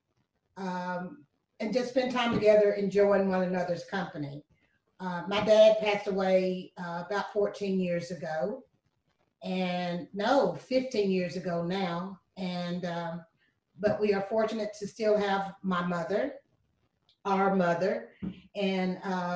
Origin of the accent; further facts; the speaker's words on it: Lynchburg, Tennessee, United States; also born or lived in Shelbyville, Tennessee; now in Murfreesboro, United States; I was born and raised, actually born in Chevyville, Tennessee. I was raised in Lynchburg, Tennessee.